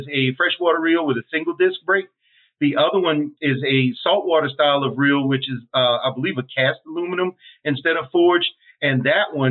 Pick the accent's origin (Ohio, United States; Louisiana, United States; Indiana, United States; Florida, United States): Louisiana, United States; I grew up fishing in Louisiana